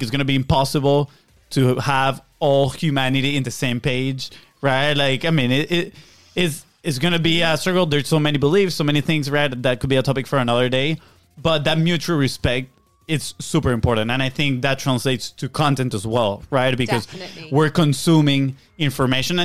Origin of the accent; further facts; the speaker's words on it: Venezuela; moved away; we come from Venezuela.